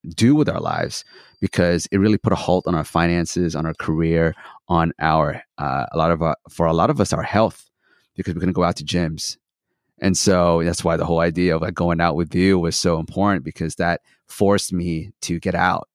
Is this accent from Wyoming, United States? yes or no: no; Santa Barbara, California, United States; also born or lived in Philippines / Australia; now in Los Angeles, United States; I was born in Philippines, moved to Australia when I was three, and then I moved to Santa Barbara when I was ten